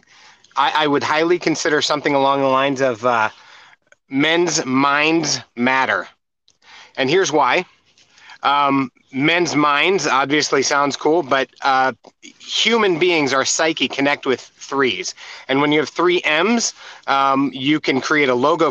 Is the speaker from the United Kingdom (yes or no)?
no; United States; I'm from America